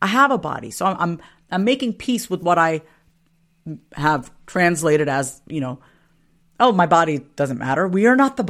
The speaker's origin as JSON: {"language": "English", "area": "Long Island", "region": "New York", "country": "United States", "tie": "born or raised there", "said": "Growing up on Long Island, it was not easy being one of very few Indian families in an all-white town."}